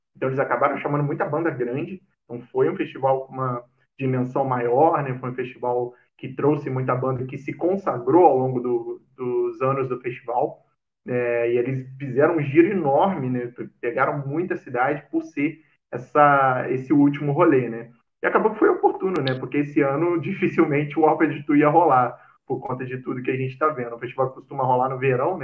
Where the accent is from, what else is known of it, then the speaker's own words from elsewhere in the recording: Cataguases, Minas Gerais, Brazil; moved away as an adult; Nascido e criado lá, 18 anos de Cataguases.